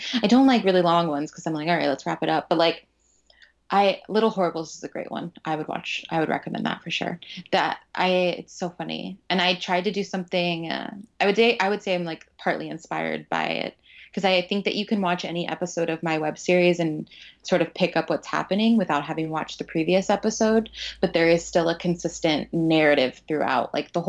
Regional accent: Florida, United States; And I came from Florida, and I was like, $18 for a freaking ticket

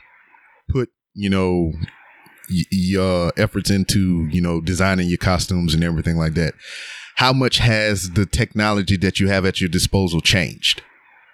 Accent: Lake Charles, Louisiana, United States; moved away; I was born and raised in Lake Charles, Louisiana

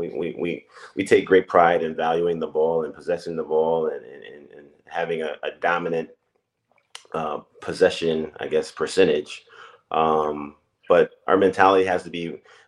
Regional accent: Akron, Ohio, United States; moved away as an adult; also born or lived in Florida; born and raised in Akron, Ohio.

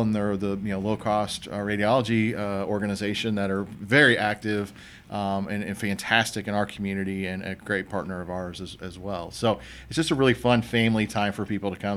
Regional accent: Franklin, Indiana, United States; my hometown, Franklin

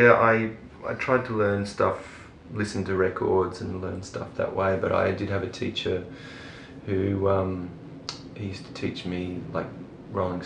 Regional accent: Brisbane, Queensland, Australia; also born or lived in Gold Coast / England; I grew up in Brisbane

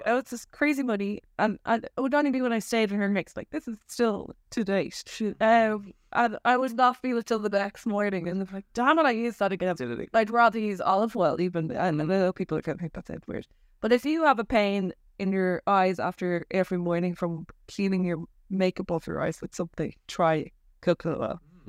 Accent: Nepal; In India, where I grew up in Nepal, because on my childhood

